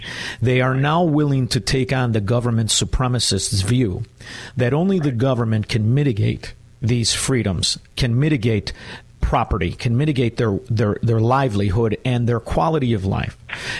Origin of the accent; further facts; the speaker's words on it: Chicago, Illinois, United States; growing up in Chicago